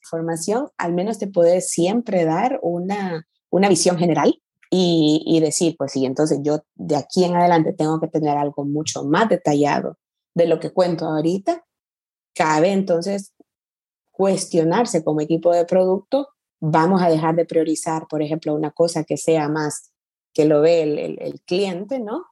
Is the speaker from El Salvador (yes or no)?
yes; El Salvador; also born or lived in San Francisco, United States / Mountain View, United States / London, United Kingdom; now in Barcelona, Spain; soy, soy salvadoreña de nacimiento, El Salvador es todavía mi casa